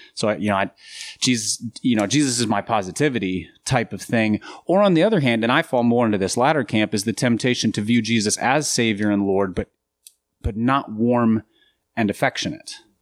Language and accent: English; Minnesota, United States; now in Nashville, United States; I grew up in Minnesota